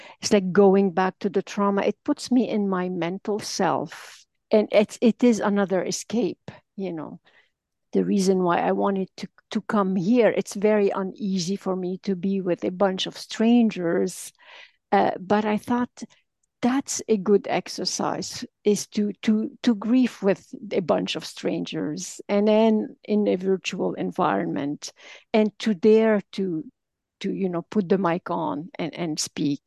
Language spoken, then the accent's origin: English; Lebanon; now in Montreal, Canada; I'm calling from Montreal in Canada. I'm actually originally Lebanese